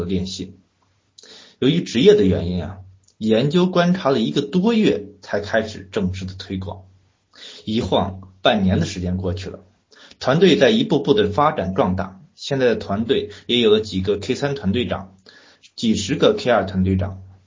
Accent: Cangzhou, Hebei, China; now in Beijing, China; 我的老家在河北沧州

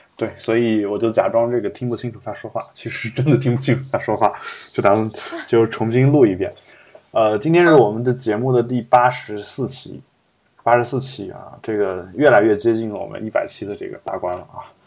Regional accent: Loess Plateau, China; now in Beijing, China; 我的老家其实就那个地区，就整个基本，基本上是，虽然我家算是黄土高原，但是基本上我们老家那个地区是建立在沙漠上面的一座城市

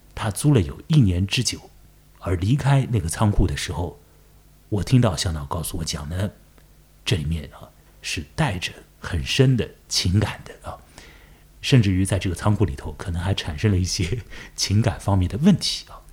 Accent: Chongming Island, Shanghai, China; 我也住在长江尽头，我的老家在崇明岛

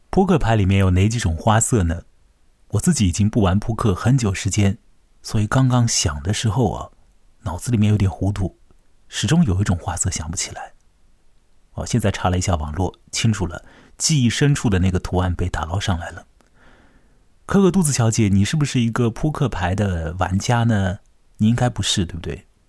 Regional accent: Chongming Island, Shanghai, China; 在我的老家，在长江尽头的崇明岛

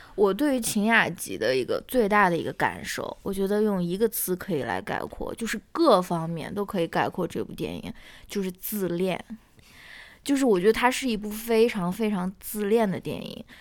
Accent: northern China, China; 我是一个北方人

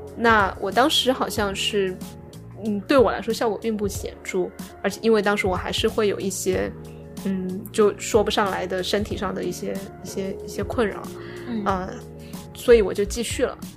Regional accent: Sichuan, China; accent: Sichuanese; first language Sichuanese; moved away; 我开始用四川话

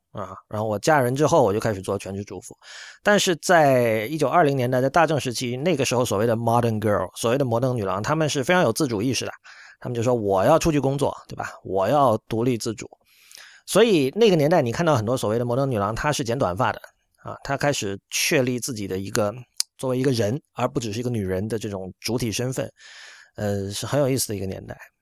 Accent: China; 我作为一个中国人

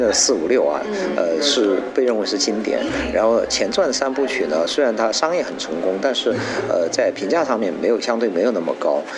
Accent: China; 因为我出生长大在中国

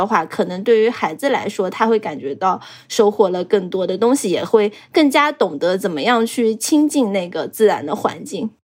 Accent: Zhejiang, China; 我们浙江人

